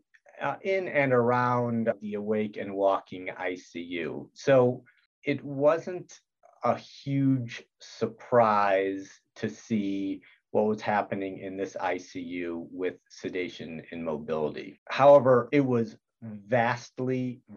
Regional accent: Detroit, Michigan, United States; moved away as an adult; also born or lived in Utah; I'm originally from Detroit, Michigan

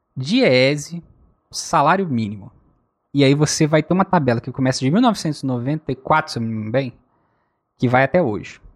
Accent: Rio de Janeiro, Brazil; quando eu sou do Rio de Janeiro

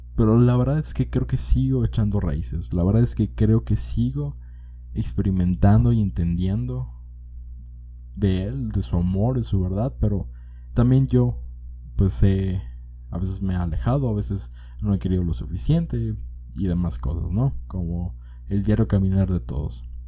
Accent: Monterrey, Nuevo León, Mexico; now in Jalisco, Mexico; Cuando era niño, mi mamá y yo nos mudamos a la ciudad de Monterrey y ahí vivimos una gran temporada de nuestras vidas.

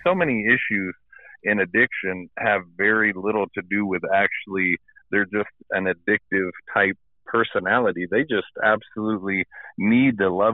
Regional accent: Michigan, United States; accent: Midwestern; now in Dallas, United States; I am from Michigan.

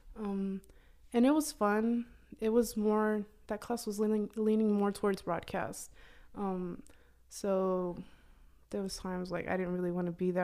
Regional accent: Oklahoma, United States; also born or lived in Durango, Mexico; I moved to Oklahoma, um, maybe I was one year, nine months around that time

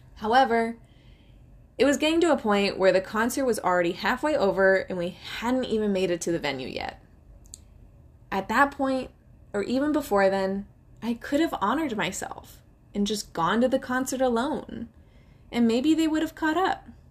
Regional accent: Silicon Valley, California, United States; my hometown of the Silicon Valley

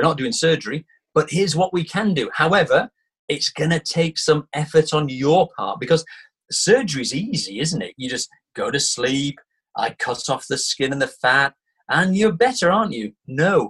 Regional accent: Manchester, North West England, United Kingdom; My hometown is Manchester. So I grew up there.

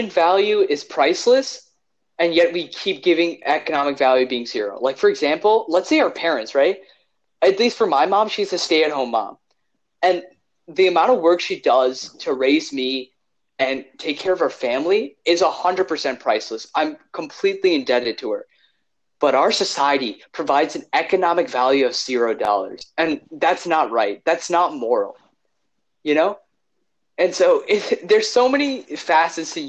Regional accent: Illinois, United States; We're all from Illinois.

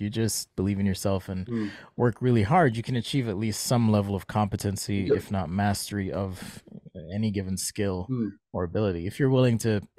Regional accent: Jamaica; accent: American; So I'm from Jamaica, and I don't know if you knew that. Not everyone does because I speak with an American accent

